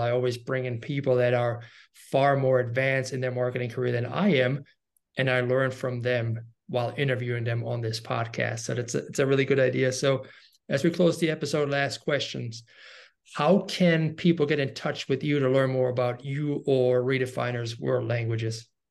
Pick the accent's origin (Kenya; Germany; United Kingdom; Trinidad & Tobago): Germany; I'm from Germany